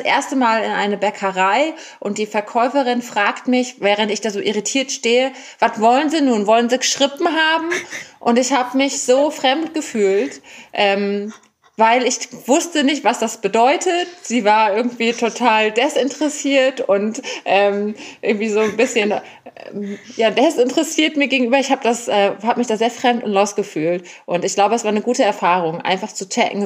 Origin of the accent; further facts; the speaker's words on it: Germany; now in Berlin, Germany; ich bin eine weiße äh, Frau, die in Deutschland geboren ist